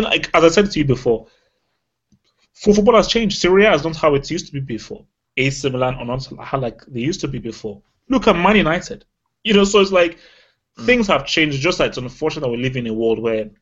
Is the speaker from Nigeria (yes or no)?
yes; Nigeria; moved away; as a Nigerian and as an African